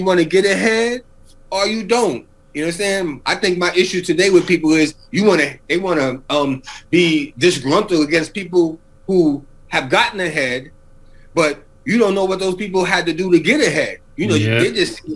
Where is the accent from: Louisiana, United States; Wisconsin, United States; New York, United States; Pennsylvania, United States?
New York, United States; New York City; moved away; I come from Mott Haven section of the Bronx